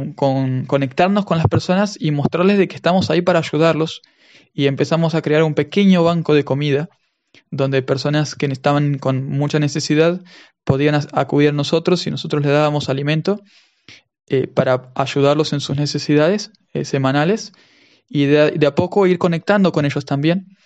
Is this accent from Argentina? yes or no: yes; Argentina; accent: Argentine; first language Spanish; moved away as an adult; now in Cyprus; por el acento ustedes se darán cuenta de que soy de Argentina.